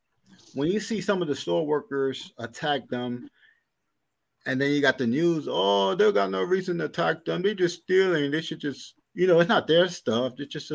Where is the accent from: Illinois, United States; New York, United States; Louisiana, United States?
New York, United States; New York City; now in Buffalo, United States; I remember the growing up in Brooklyn in the 80s. I was a little kid